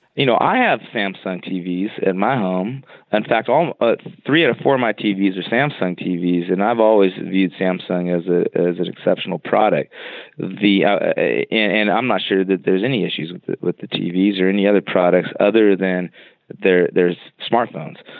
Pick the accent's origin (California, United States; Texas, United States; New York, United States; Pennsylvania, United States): California, United States; I grew up in California